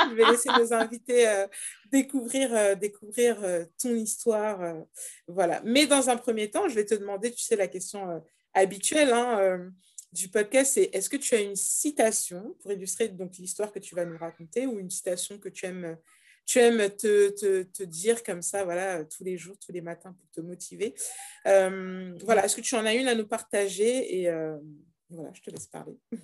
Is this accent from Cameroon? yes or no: yes; Cameroon; mon pays d'origine, le Cameroun